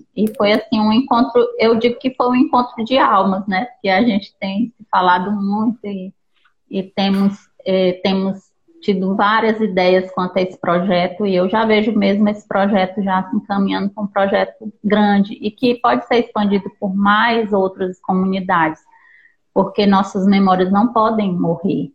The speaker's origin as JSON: {"language": "Portuguese", "town": "Teresina", "region": "Piauí", "country": "Brazil", "said": "Eu sou de Teresina, no Piauí"}